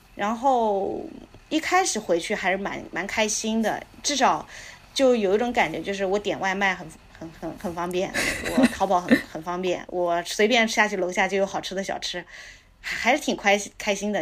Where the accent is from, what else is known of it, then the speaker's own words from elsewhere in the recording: Anhui, China; moved away as an adult; also born or lived in East Africa; now in Canada; 因为我是安徽的嘛